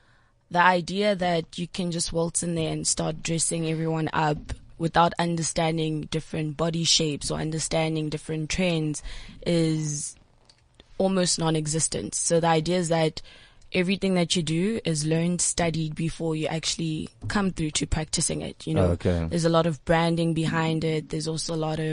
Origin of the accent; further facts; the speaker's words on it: Durban, KwaZulu-Natal, South Africa; now in Johannesburg, South Africa; I'm from Durban, and basically I came to Johannesburg to come pursue my dream